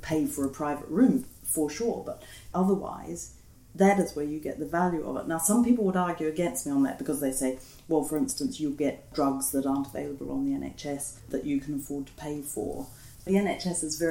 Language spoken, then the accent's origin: English; New Zealand; now in United Kingdom; I'm from New Zealand, but not from the European Union